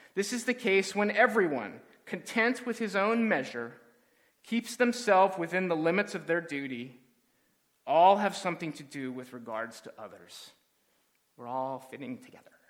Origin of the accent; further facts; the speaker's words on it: Southern California, United States; as a kid growing up in Southern California